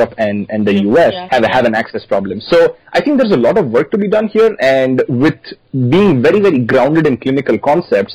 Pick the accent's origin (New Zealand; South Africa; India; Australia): India; moved away as an adult; now in Austin, United States; as an Indian kid